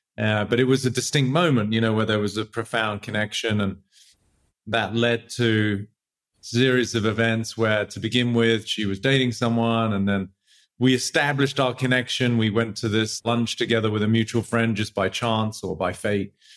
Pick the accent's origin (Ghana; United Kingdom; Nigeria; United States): United Kingdom; England; moved away; I grew up in England